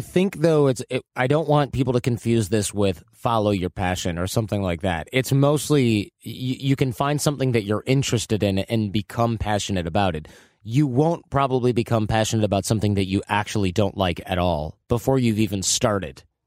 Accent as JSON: {"language": "English", "region": "Michigan", "country": "United States", "tie": "born or raised there", "said": "Growing up in Michigan"}